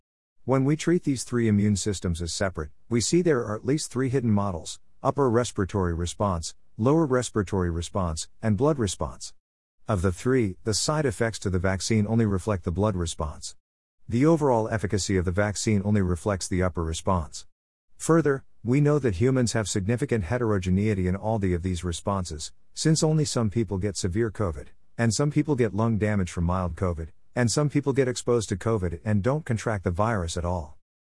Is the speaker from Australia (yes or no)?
yes; Australia; now in United States; AstraZeneca isn't on offer in the Bay, and was recently abandoned in my home country of Australia too